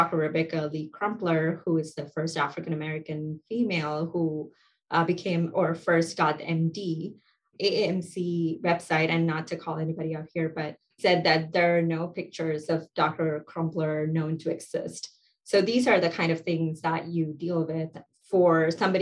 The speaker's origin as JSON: {"language": "English", "country": "India", "moved": "as an adult", "lives_now": "United States", "said": "I'm from India"}